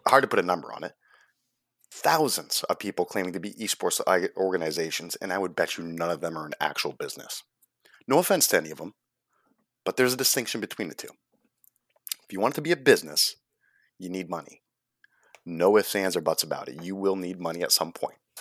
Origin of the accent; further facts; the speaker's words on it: United States; as Americans, we always think of ourselves as the best at everything